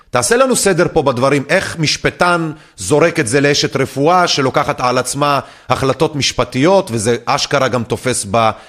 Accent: Kokhav Yair-Tzur Yigal, Central District, Israel; צור יגאל, כוכב יאיר, מועצה קטנה שנמצאת 11 קילומטרים צפונית-מזרחית לכפר סבא. אני במקרה גדלתי במועצה הזאת במשך שנות נערותי, אה, וגם בימי הצבא

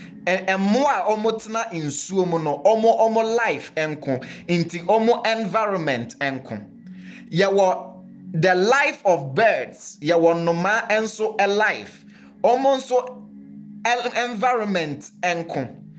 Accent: Ghana; The Ghanaian culture is simply referring to the conditions that is used to live life as a Ghanaian. Into the conditions in our territory that regulate our thinking, our actions, our functions, and even our purposes.

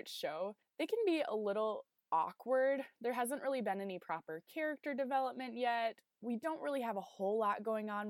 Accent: South Dakota, United States; moved away as an adult; also born or lived in Illinois; my home state of South Dakota when I was living in Illinois for graduate school at the time

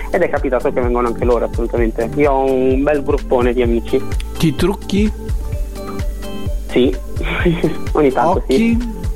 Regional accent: Emilia-Romagna, Italy; now in Bologna, Italy; sono cresciuto in montagna, in provincia di Reggio Emilia, quindi amo molto la natura

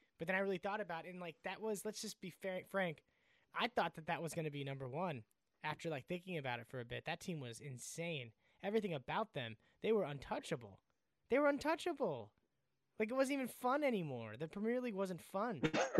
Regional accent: United States; as an American, it was hard to, like, consistently enjoy, like, the sport from out here over there.

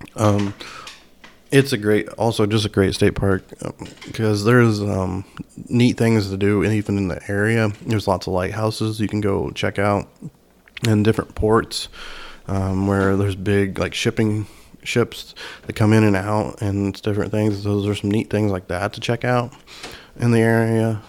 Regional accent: Indiana, United States; my home state of Indiana

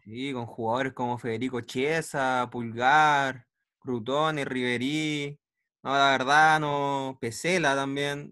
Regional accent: Chile; nosotros, como chilenos

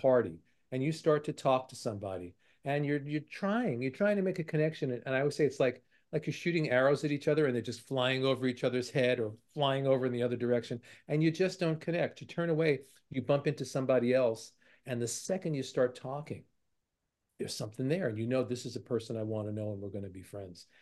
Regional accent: New York City, New York, United States; I grew up in Brooklyn

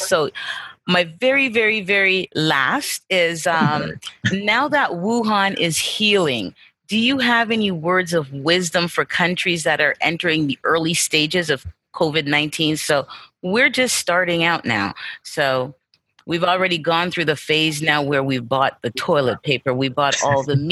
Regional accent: Kirkpatrick, Manchester, Jamaica; moved away; I was raised in Knox Patrick, and I also have family in Mandeville and in Mile Gully.

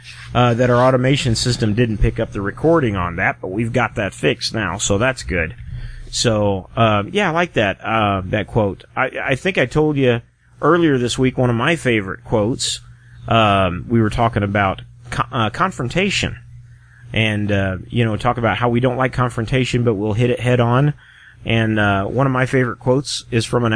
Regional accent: Michigan, United States; also born or lived in Missouri; now in Alamogordo, United States; up until the time I was almost 8 years old, we lived and I was growing up in Missouri where everything was sweetened tea. And then we moved up to Michigan

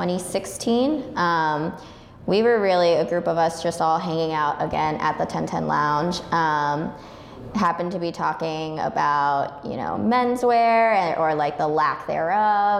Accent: Parsippany, New Jersey, United States; I grew up in Parsippany, New Jersey

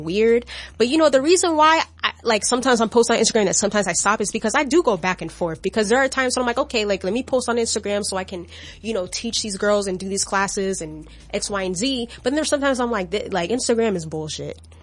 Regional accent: Florida, United States; I'm from Florida

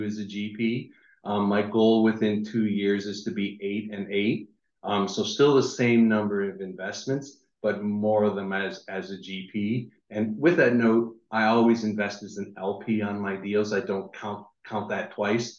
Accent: Niagara Falls, Ontario, Canada; I'm from Niagara Falls, Canada

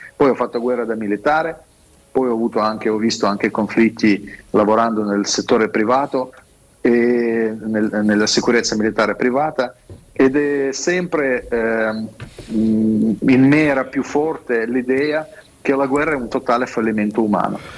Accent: Russia; Italian is a second language; moved away as an adult; now in Italy; io sono russo

